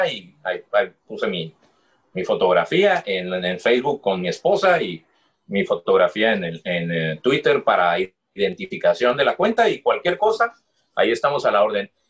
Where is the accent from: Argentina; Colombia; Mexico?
Mexico; yo no tengo papeles para trabajar en Estados Unidos, soy mexicano.